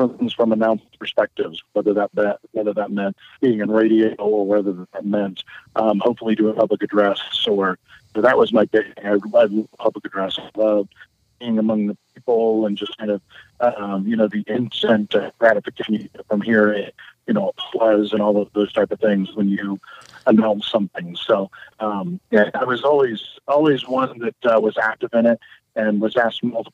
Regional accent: Pleasant Hill, Ohio, United States; also born or lived in Ashland, Ohio / Fairborn, Ohio; I grew up in a small town near Troy, Ohio, Pleasant Hill

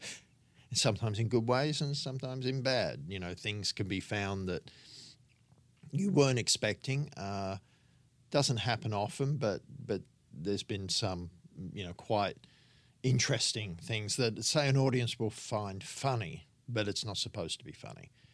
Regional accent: Sydney, New South Wales, Australia; also born or lived in England; I grew up in Sydney on the northern beaches

